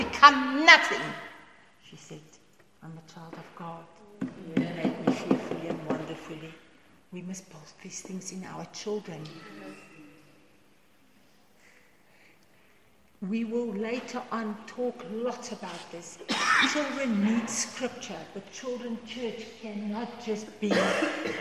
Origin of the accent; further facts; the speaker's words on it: South Africa; first language Afrikaans; English is a second language; English is my second language, because I'm only I'm a Boerkie, I'm Afrikaans